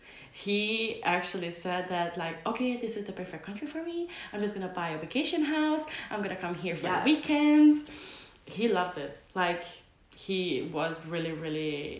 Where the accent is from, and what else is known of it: Hungary; now in Denmark